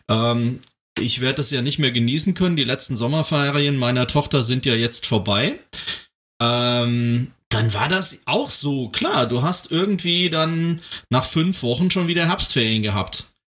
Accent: Germany; also born or lived in Hesse; bei uns in Deutschland

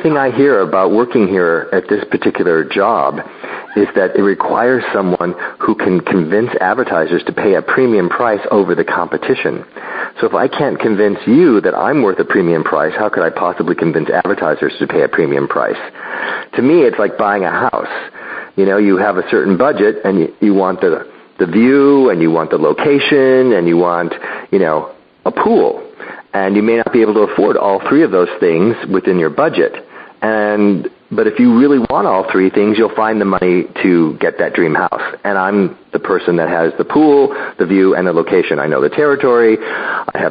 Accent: Chicago, Illinois, United States; moved away as an adult; also born or lived in California; growing up in Chicago and going to college

